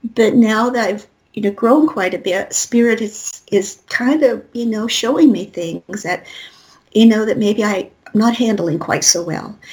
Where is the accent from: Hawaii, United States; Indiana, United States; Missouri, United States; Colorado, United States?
Colorado, United States; I'm from Colorado